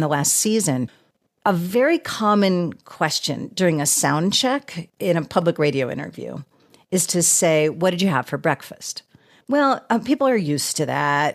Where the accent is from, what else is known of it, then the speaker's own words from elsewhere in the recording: outside of Boston, Massachusetts, United States; moved away as an adult; also born or lived in Austin, Texas; I grew up outside of Boston